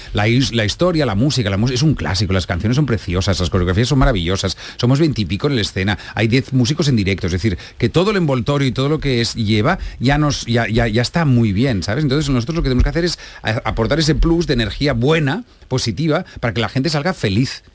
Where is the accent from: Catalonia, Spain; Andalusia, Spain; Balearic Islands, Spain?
Catalonia, Spain; yo soy un catalán muy mal catalán.